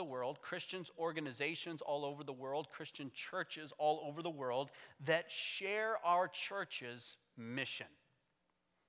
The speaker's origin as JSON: {"language": "English", "country": "United States", "moved": "yes", "said": "my home country"}